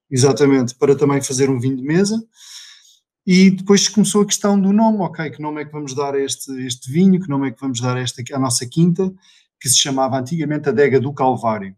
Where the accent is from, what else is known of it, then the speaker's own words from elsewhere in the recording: Vila Real, Norte, Portugal; sou original de Vila Real e, portanto, a minha vida foi sempre inicialmente muito ligada à, à agricultura